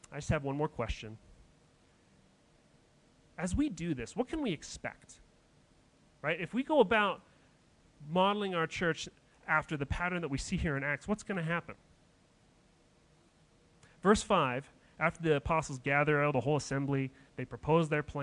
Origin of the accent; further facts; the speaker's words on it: Denver, Colorado, United States; I grew up in Denver